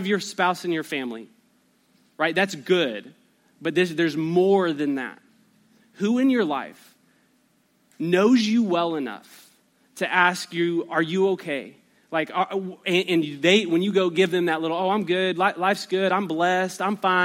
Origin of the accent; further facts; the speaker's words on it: Albuquerque, New Mexico, United States; I grew up in Albuquerque, New Mexico